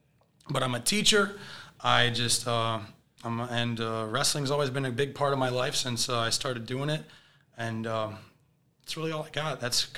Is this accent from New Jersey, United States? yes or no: no; Hudson, Michigan, United States; from small town Michigan. I graduated from Hudson High School, a little small 63 in my graduating class type of place. So real small corn country type of place, hardworking people, great people there. Class of 2013.